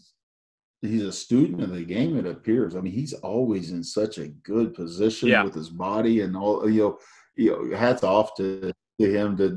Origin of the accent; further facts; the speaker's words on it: Oklahoma, United States; growing up in Oklahoma, I'm a big Cowboys fan